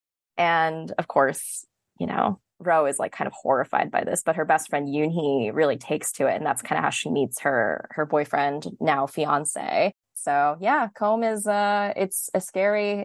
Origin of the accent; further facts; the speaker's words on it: New Jersey, United States; moved away as an adult; also born or lived in Massachusetts; I am a New Jersey native